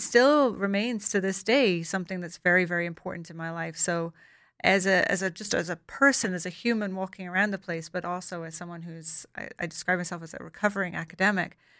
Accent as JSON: {"language": "English", "country": "Ireland", "tie": "born or raised there", "said": "I grew up in Ireland"}